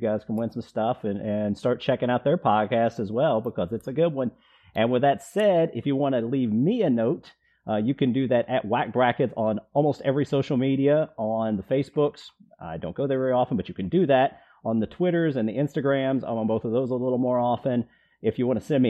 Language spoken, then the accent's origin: English; outside of Nashville, Tennessee, United States; my hometown here outside of Nashville